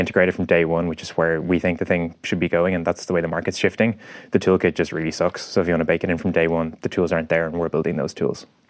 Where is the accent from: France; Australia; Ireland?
Ireland; as Irish people, we kind of tend to be a bit more extrospective